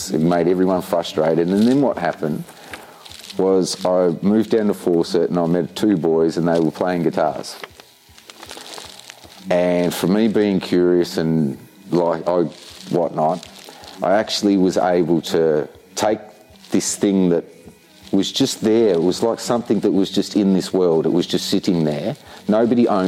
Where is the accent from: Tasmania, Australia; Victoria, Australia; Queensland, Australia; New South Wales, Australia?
Tasmania, Australia; I'm a proud yorta yorta man born in Tasmania